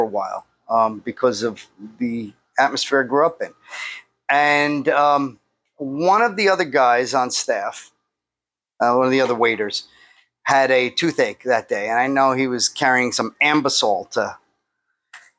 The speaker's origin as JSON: {"language": "English", "town": "New York City", "region": "New York", "country": "United States", "tie": "born or raised there", "said": "I grew up in Bay Ridge, Brooklyn."}